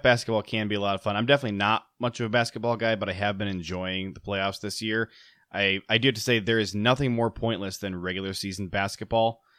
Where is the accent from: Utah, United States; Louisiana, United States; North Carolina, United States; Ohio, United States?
Ohio, United States; I grew up in Ohio